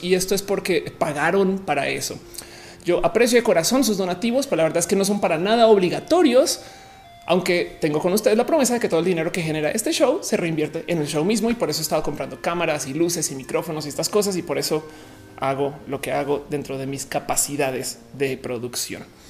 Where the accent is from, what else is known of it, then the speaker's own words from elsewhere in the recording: Colombia; moved away; also born or lived in Mexico; yo soy colombiana y que iba a Bogotá a estudiar